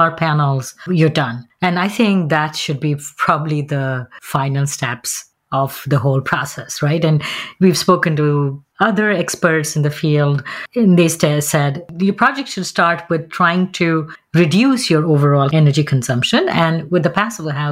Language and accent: English; Buffalo, New York, United States; I was from Buffalo